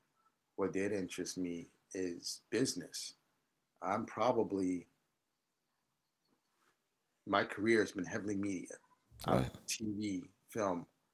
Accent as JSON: {"language": "English", "town": "New York City", "region": "New York", "country": "United States", "tie": "born or raised there", "said": "coming up in Harlem, you know, I'm born and raised 152nd Street between Amsterdam and Broadway."}